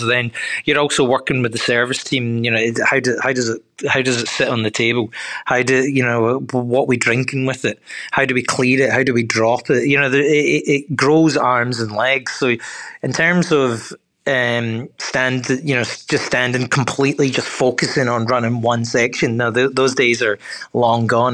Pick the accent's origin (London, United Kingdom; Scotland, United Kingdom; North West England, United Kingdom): Scotland, United Kingdom; Glasgow; moved away as an adult; also born or lived in New York; now in Melbourne, Australia; I'm a Glaswegian I'm born born and bred in Scotland